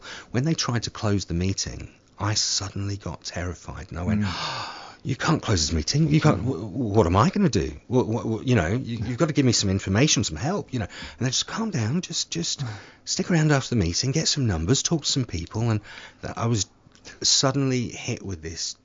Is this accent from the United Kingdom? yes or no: yes; Somerset, South West England, United Kingdom; moved away; my hometown of in Somerset